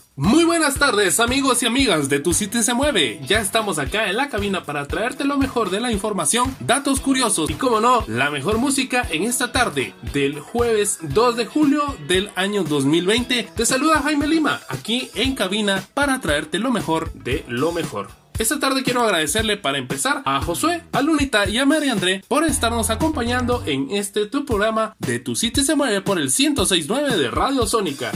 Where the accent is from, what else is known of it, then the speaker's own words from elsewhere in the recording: Guatemala; como buenos guatemaltecos